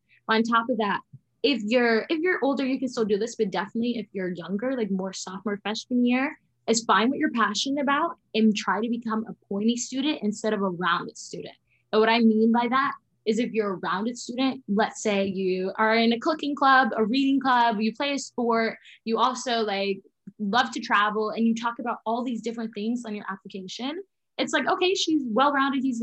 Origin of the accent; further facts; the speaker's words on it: Jamaica; moved away; I am originally from Jamaica. So I would go down to Jamaica once a year